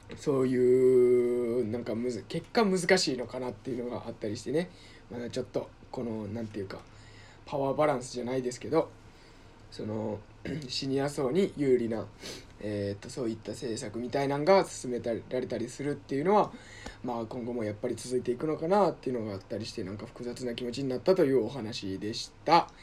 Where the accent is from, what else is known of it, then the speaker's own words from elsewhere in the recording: Osaka, Japan; moved away; 僕、大阪出身で、大阪市出身なので